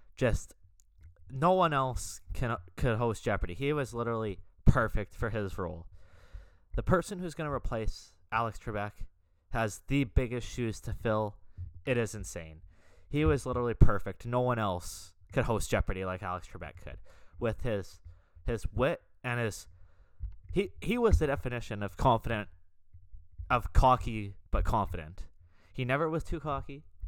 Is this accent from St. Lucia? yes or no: no; Canada; I'm, I'm Canadian, as you guys know, being Canadian